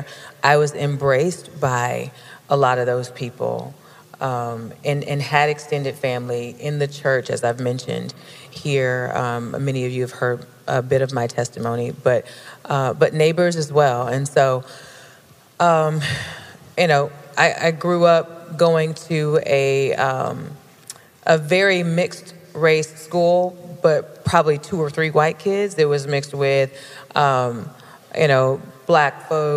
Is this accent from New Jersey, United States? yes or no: no; Lynwood, California, United States; now in San Diego, United States; we actually were both born and raised in Los Angeles. I was born in a smaller city on the outskirts called Lynnwood